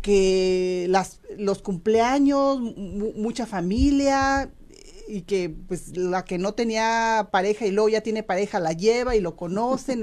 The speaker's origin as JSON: {"language": "Spanish", "country": "Mexico", "moved": "as an adult", "lives_now": "United States", "said": "yo hablo por los mexicanos porque pues soy mexicana"}